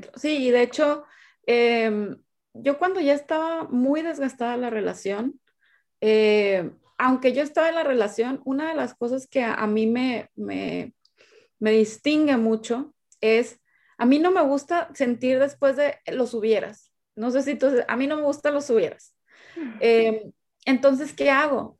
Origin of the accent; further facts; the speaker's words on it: Sinaloa, Mexico; now in Monterrey, Mexico; yo soy de Sinaloa, vivo en Monterrey, Nuevo León, México.